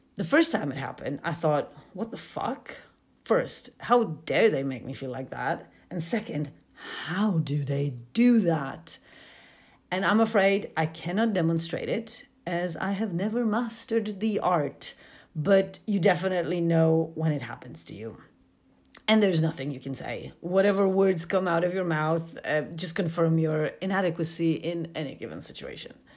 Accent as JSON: {"language": "English", "country": "Poland", "also_born_or_lived": "United Kingdom", "moved": "as an adult", "said": "I come from Poland"}